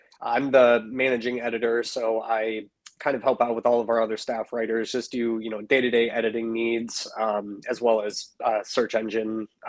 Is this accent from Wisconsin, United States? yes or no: yes; Madison, Wisconsin, United States; I've been born and raised in Madison, Wisconsin. So Wisconsin guy through and through.